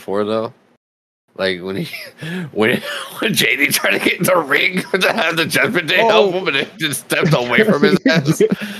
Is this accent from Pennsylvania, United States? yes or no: no; Florida, United States; I'm from Florida.